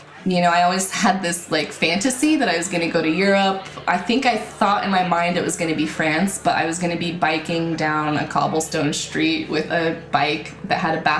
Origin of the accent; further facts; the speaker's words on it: Utah, United States; also born or lived in Texas; My pronouns are she, they, and I'm from Utah in the U.S. I was originally born in Texas to some Mormon military parents.